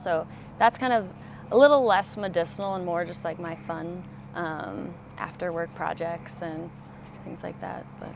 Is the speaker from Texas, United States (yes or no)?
no; Colorado, United States; moved away; also born or lived in Oregon; I'm from Colorado, so I've always been into the outdoors and um, going hiking with my mom and dad when I was really little